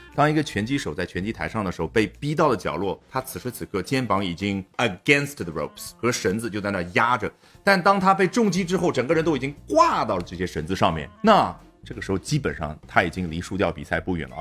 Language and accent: Chinese; China; 我们中国人